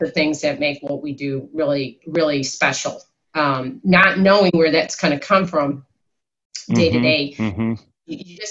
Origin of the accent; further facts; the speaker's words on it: Chicago, Illinois, United States; I'm from Chicago